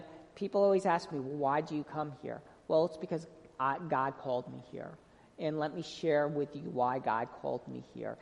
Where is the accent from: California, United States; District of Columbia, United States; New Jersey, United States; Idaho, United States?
New Jersey, United States; moved away as an adult; also born or lived in North Carolina; I am from New Jersey, and I'm Italian